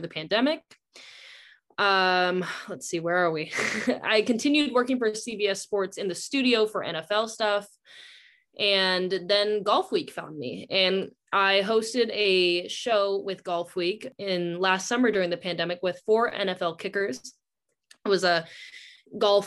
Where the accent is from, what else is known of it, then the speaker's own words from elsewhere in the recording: Southern Orange County, California, United States; I'm originally from Southern Orange County, California